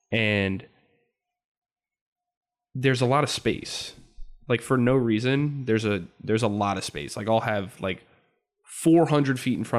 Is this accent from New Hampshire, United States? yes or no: no; New Jersey, United States; but I'm also from Central Jersey.